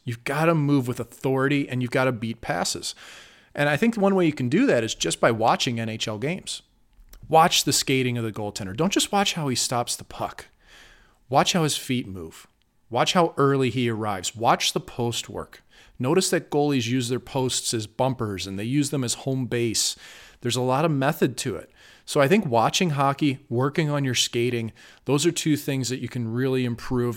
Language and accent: English; St. Louis, Missouri, United States; now in Las Vegas, United States; Saint Louis, my hometown